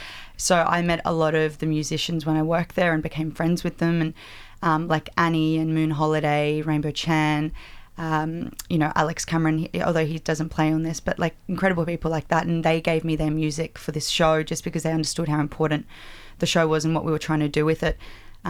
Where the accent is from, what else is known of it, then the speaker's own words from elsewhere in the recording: Liverpool, New South Wales, Australia; I grew up in near Liverpool